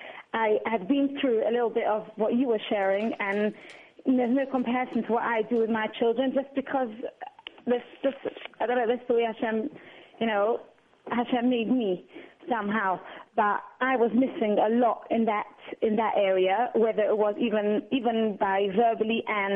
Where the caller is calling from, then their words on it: England, United Kingdom; I'm calling from England, actually.